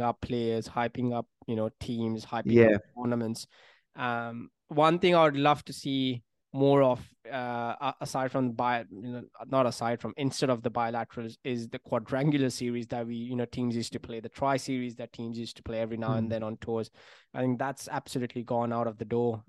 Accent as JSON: {"language": "English", "country": "India", "moved": "yes", "said": "being an Indian fan, speaking to my friends back home in India"}